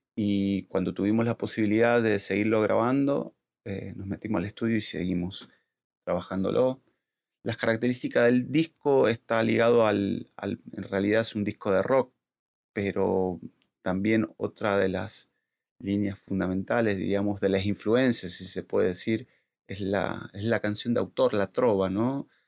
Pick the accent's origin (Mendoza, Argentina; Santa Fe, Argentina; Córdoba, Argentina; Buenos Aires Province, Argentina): Mendoza, Argentina; La Consulta; moved away as an adult; now in Buenos Aires, Argentina; Soy mendocino